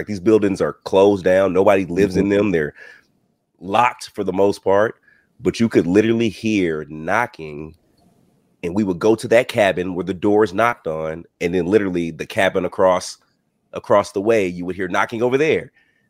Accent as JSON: {"language": "English", "region": "the South", "country": "United States", "tie": "born or raised there", "said": "I grew up in the South, man. I still live in the South. I live in Georgia."}